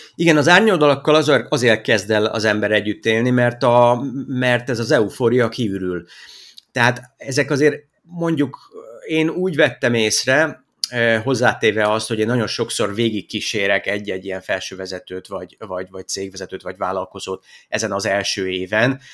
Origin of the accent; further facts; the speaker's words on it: Hungary; moved away as an adult; also born or lived in Iraq; mi visszajöttünk családostól, amikor én eh, már kisiskolás korú voltam